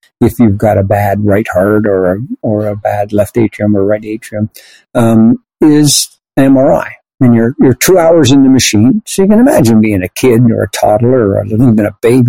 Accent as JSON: {"language": "English", "country": "Canada", "said": "I'm Canadian"}